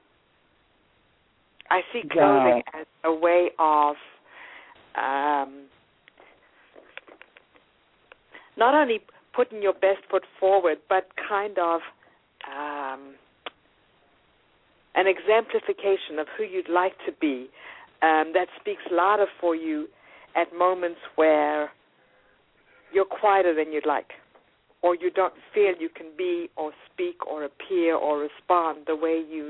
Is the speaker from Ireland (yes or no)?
no; South Africa; born or raised there; also born or lived in New York; now in United States